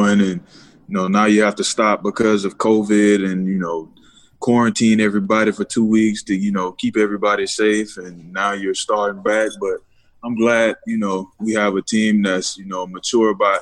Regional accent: Fort Pierce, Florida, United States; I'm originally from Fort Pierce, Florida.

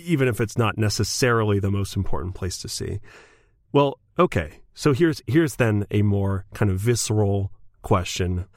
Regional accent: Scotland, United Kingdom; I'm a Scottish dude

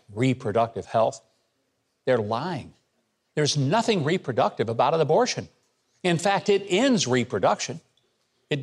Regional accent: Arkansas, United States; my home state of Arkansas

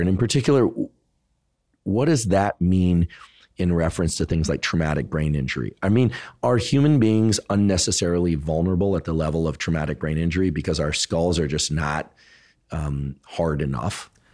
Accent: South Bay, California, United States; I'm from the South Bay

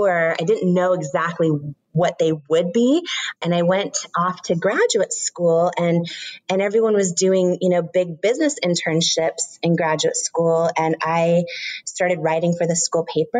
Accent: Washington, United States; I grew up in Washington State

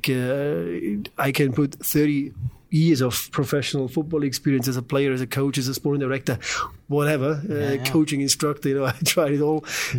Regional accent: Germany; moved away as an adult; also born or lived in Düsseldorf; now in St. Louis, United States; I'm from Germany

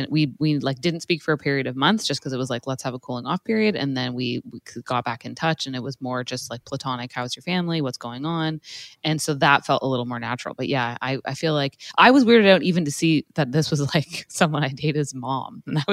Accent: Toronto, Ontario, Canada; they referenced like the area that I grew up in Toronto, and they were from there too.

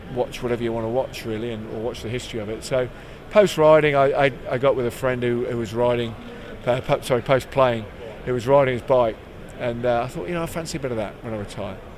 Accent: East Midlands, United Kingdom; I'm a very proud Midlander. I was born in the West Midlands, lived most of my life in the East Midlands

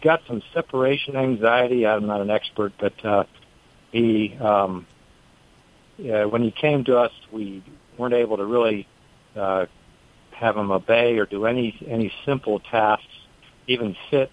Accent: the Bay Area, California, United States; now in North Carolina, United States; originally from the Bay Area, but I've lived here for a long time

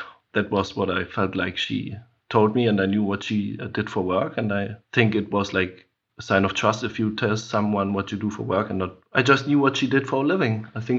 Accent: Germany; I mean, like growing up in Germany, or growing up with, like you have to face these things.

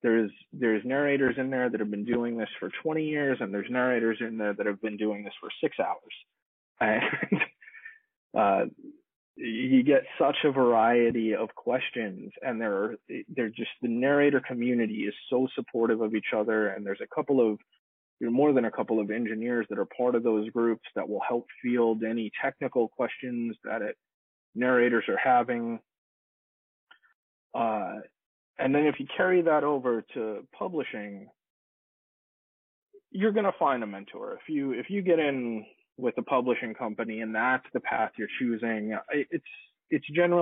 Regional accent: Long Island, New York, United States; moved away as an adult; now in Los Angeles, United States; I moved from Long Island, New York to Los Angeles back in 2007 to become an audio engineer.

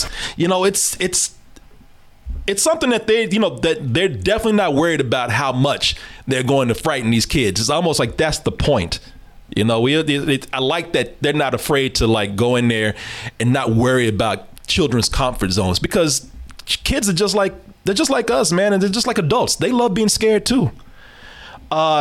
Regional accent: the South, United States; I was born here in the South, raised in the South

